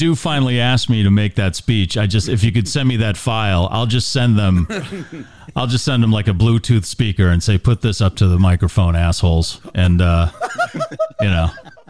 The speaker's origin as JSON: {"language": "English", "town": "Natick", "region": "Massachusetts", "country": "United States", "tie": "born or raised there", "said": "I'm just warning you, I grew up in Natick, Massachusetts. It's a high school football town, and I just couldn't wait to get out of Natick."}